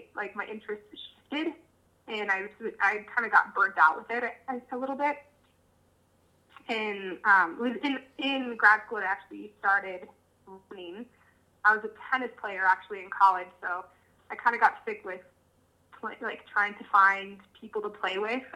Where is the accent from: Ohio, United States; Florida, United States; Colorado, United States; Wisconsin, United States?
Colorado, United States; I grew up in Colorado, grew up camping, and loved the mountains.